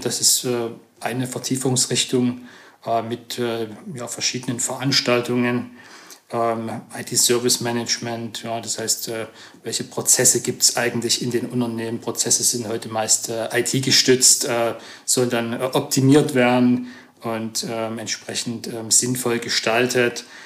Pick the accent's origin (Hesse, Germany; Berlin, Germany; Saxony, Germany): Saxony, Germany; Stollberg; moved away as an adult; also born or lived in Zwickau / Chemnitz / Saarbrücken; Ich komme eigentlich aus der Region Chemnitz, mhm. ähm, hört man vielleicht, ja, ich gebe mir Mühe. ähm, und äh, bin in Stolberg aufgewachsen, das mhm. ist 20 Kilometer von Chemnitz